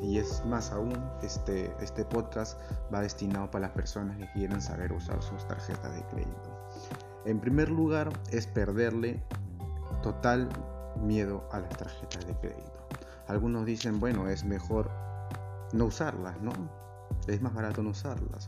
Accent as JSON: {"language": "Spanish", "country": "Peru", "said": "yo soy de Perú"}